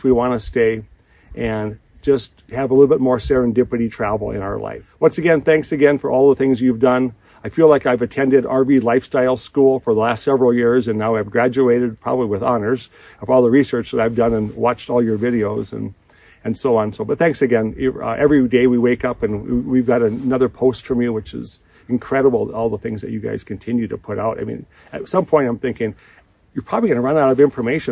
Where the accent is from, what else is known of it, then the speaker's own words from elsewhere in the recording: Minnesota, United States; I'm from Minnesota, currently in Custer State Park in South Dakota.